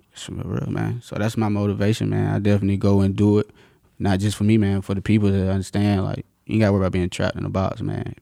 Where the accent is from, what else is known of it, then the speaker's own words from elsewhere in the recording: North Carolina, United States; moved away as an adult; now in Virginia, United States; I'm from, uh, North Carolina